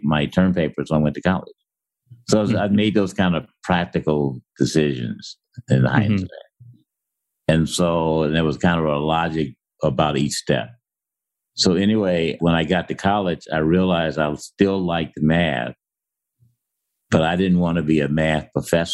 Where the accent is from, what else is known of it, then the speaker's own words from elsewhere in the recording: Centralia, Illinois, United States; moved away as an adult; also born or lived in Ohio; I was raised in Centralia, Illinois